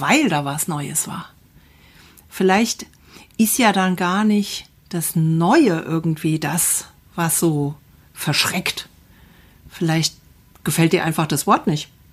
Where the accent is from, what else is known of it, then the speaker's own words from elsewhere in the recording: Assenheim, Hesse, Germany; Wir hatten ja bei uns in Assenheim so, ein, so eine kleine Fläche in the middle of nowhere